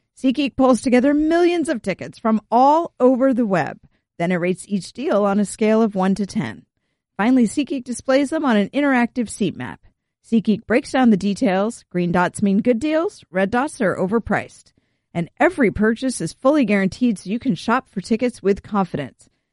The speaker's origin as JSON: {"language": "English", "region": "California", "country": "United States", "tie": "born or raised there", "said": "growing up in California"}